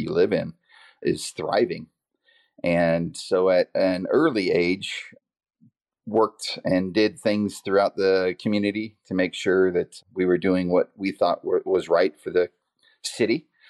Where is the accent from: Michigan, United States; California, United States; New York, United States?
California, United States; Vacaville; I grew up here in Vacaville.